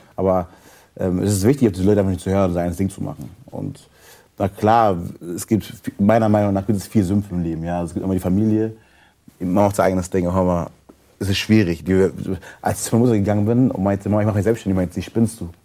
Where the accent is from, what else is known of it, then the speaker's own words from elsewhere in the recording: Germany; ich lebe in Deutschland, ich bin hier groß geworden, ich bin hier geboren